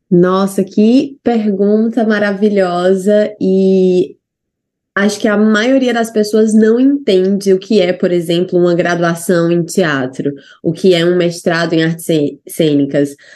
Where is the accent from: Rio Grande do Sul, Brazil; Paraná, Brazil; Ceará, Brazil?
Ceará, Brazil; moved away as an adult; also born or lived in Natal / São Paulo; now in New Zealand